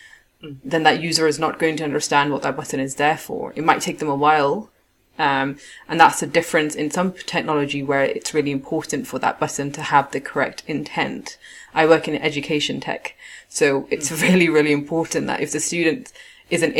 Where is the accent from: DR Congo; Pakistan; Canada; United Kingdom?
Pakistan; I'm Pakistani